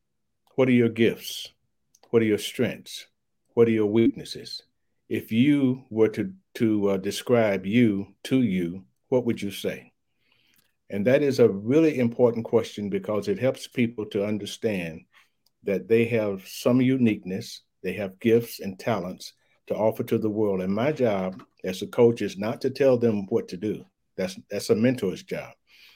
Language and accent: English; Louisville, Kentucky, United States; You know, I was raised in Louisville, Kentucky, went to high school there.